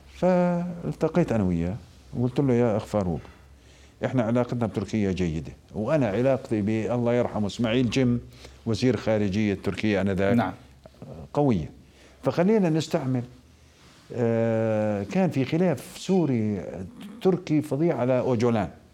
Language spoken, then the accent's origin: Arabic; Al-Mazar al-Janubi, Karak Governorate, Jordan; مدينتي انا من منطقه المزار